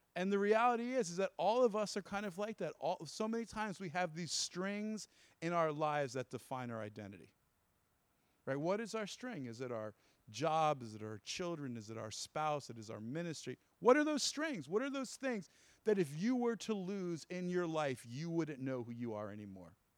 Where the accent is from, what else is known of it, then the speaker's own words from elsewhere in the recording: New Jersey, United States; I'm from Jersey